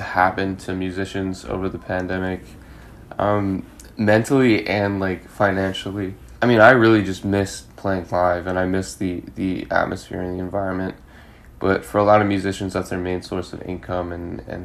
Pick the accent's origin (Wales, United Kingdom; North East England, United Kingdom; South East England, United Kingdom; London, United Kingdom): London, United Kingdom; moved away as an adult; also born or lived in California, United States / Seoul, South Korea / Australia; now in Boston, United States; I grew up in London for 14 years. So that's pretty much home for me.